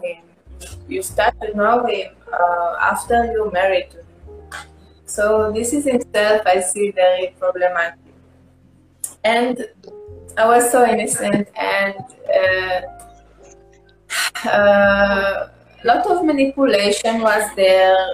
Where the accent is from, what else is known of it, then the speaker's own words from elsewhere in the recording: Israel; English is a second language; I'm Jewish, like I grew up and I'm from Israel